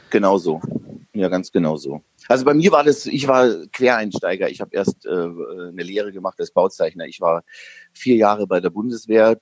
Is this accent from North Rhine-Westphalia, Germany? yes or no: no; Upper Palatinate, Bavaria, Germany; Obwohl ich in einer, in der tiefsten Gegend Bayerns groß geworden bin, in der Oberpfalz